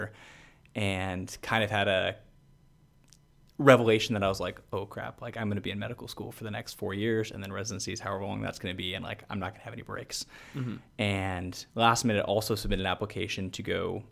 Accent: Seattle, Washington, United States; also born or lived in Pacific Northwest; I was born in Seattle, kind of lived like along the Pacific Northwest

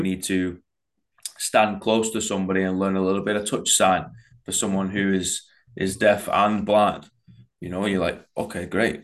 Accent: United Kingdom; we're British

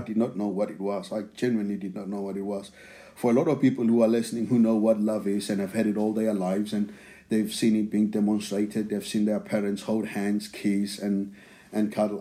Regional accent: outskirts of Pretoria, Gauteng, South Africa; English is a second language; now in England; I grew up in South Africa. Now, the place that I grew up in, it's uh, it's in Pretoria, but it's not actually Pretoria. It's it's on the outskirts of Pretoria.

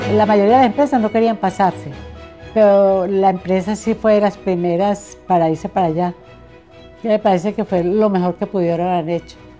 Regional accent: Santa Fe de Antioquia, Antioquia, Colombia; yo soy de acá de Santa Fe Antioquia, donde todo el mundo me conoce a mí.

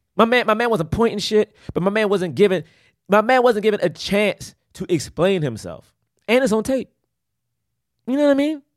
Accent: Washington, District of Columbia, United States; moved away; also born or lived in Prince George's County, Maryland; I'm from Southeast and then moved to P G

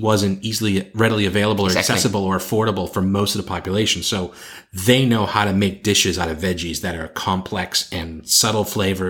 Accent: United States; moved away as an adult; now in China; I'm North American, a United States citizen.

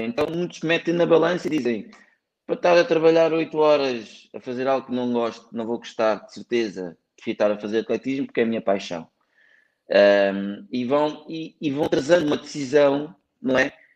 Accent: Portugal; born or raised there; also born or lived in Ivory Coast

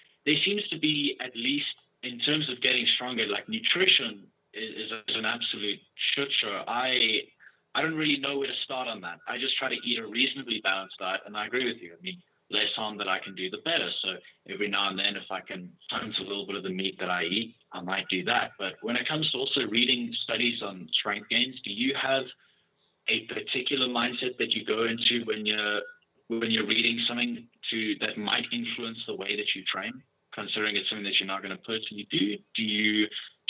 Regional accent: South Africa; I got slightly offended as a South African

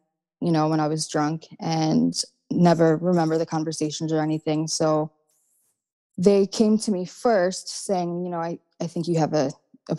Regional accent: New Jersey, United States; I'm from South Jersey

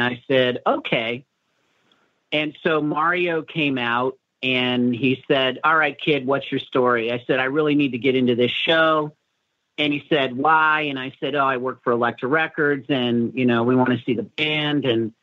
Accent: Chicago, Illinois, United States; moved away

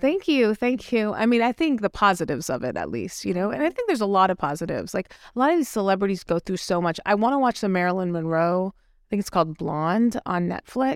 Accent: India; I'm Indian.

